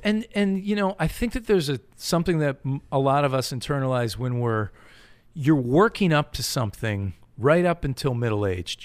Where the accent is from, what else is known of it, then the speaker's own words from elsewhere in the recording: Connecticut, United States; moved away as an adult; also born or lived in Massachusetts; I grew up in New England, Connecticut